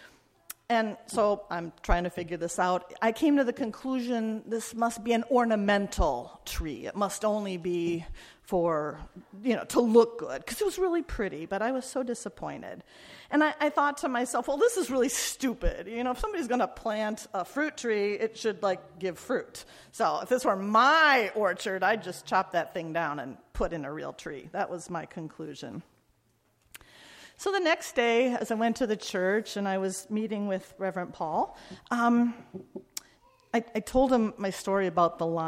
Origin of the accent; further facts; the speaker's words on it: Midwest, United States; I grew up in the Midwest